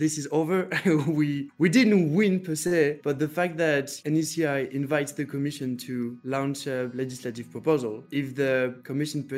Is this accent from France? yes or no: yes; northern France, France; I come from Northern France